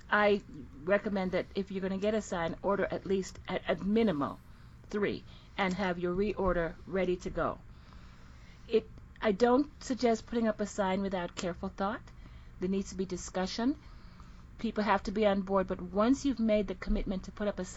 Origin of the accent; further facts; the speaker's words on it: Jamaica; I am from the Caribbean originally. I'm from Jamaica. Lived all over the world. Speak several languages.